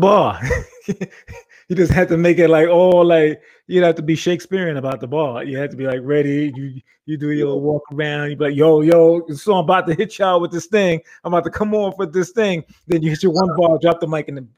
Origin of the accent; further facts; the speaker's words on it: Long Island, New York, United States; also born or lived in Brooklyn, New York; I'm from Long Island. So I grew up in Brooklyn for probably about till I was like 7 years old or so. Then I went to Long Island